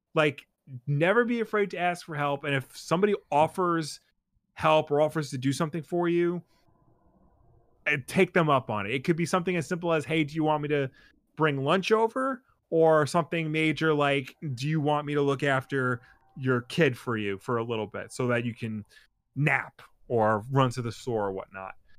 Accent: New York, United States; we have to hide the fact we're from New York

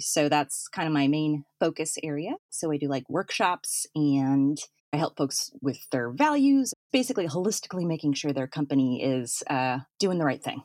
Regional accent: Fargo, North Dakota, United States; moved away; I'm from Fargo, North Dakota

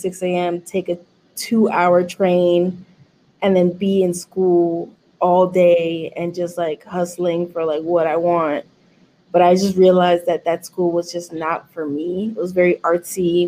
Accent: New York City, New York, United States; I was born and raised in Manhattan until I was 7. And I moved to the Bronx when I was, I think at 7. And then I stayed in East Western side of the Bronx and then moved to the South Bronx when I was like 14

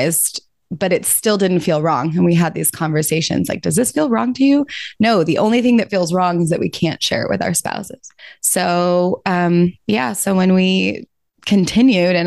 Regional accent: Georgia, United States; I'm from Georgia and was raised in the Methodist church

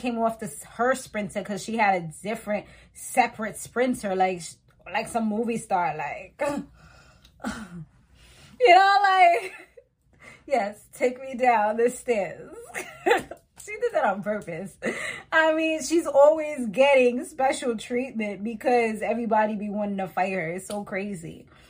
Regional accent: Montserrat; now in United States; because I was West Indian, you know, and I'm from Montserrat. It's like, oh, like, you know, but then it's like, I don't have the OD accent because I'm Americanized.

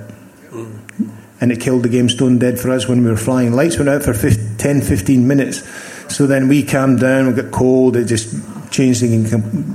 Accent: Scotland, United Kingdom; moved away as an adult; I came from Scotland

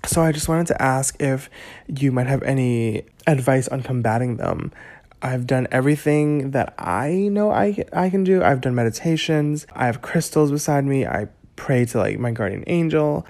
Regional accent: Hong Kong; I was born on June twenty-second, nineteen ninety-three at ten twenty-three A M in Hong Kong

